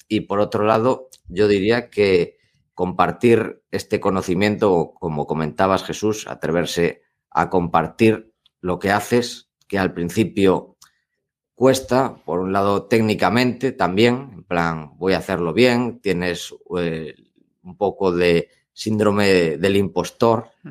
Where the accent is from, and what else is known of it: Spain